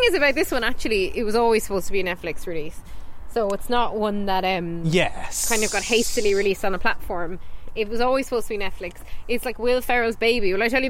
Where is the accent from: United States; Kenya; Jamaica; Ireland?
Ireland; Cork, Munster; We're from Cork. And when you're in Cork, you speak really quickly.